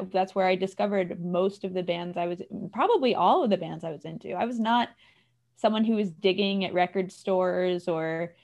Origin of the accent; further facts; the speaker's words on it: Connecticut, United States; I grew up in Connecticut